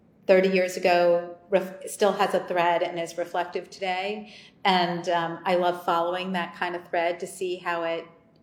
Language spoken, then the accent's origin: English; outside New York City, United States; now in Washington, D.C., United States; I grew up outside New York City.